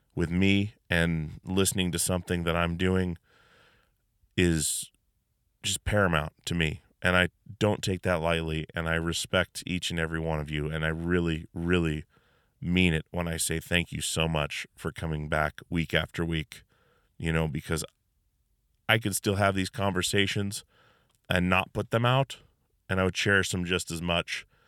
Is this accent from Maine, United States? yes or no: no; Alaska, United States; now in Washington, United States; we're from Alaska